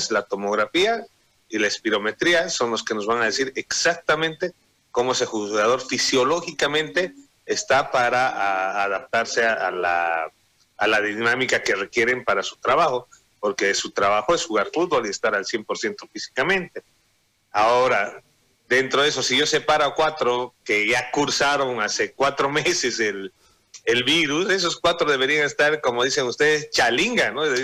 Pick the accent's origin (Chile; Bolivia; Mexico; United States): Bolivia; Sucre, Chuquisaca; yo soy de Sucre y mi tío fue dirigente de los petroleros y yacimientos petroleros.